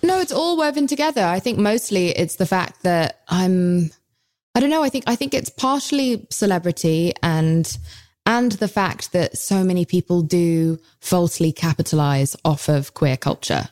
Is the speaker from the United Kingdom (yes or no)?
yes; United Kingdom; I'm British